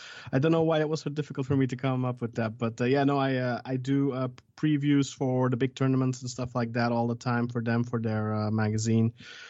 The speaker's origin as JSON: {"language": "English", "country": "Belgium", "tie": "born or raised there", "said": "Well, I'm born and raised in Belgium. My mom's Belgian"}